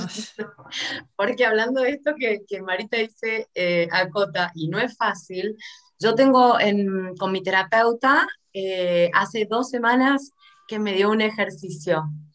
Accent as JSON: {"language": "Spanish", "country": "Argentina", "said": "argentinísima soy"}